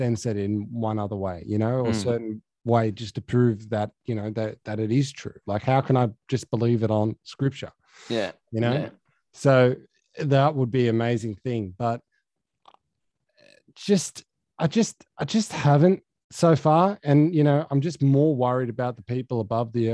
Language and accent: English; Dubbo, New South Wales, Australia; now in Sydney, Australia; my hometown of Dubbo